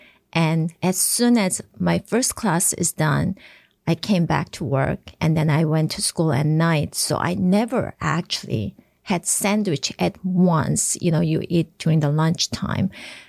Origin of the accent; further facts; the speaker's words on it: Japan; moved away as an adult; also born or lived in South Korea; now in United States; And I was born in Korea, and I was raised in Japan because my father's first post was in Japan, was a reason.